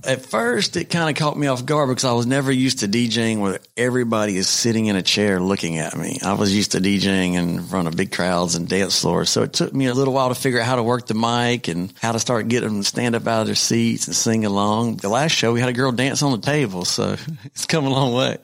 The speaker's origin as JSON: {"language": "English", "region": "North Carolina", "country": "United States", "said": "I'm from North Carolina"}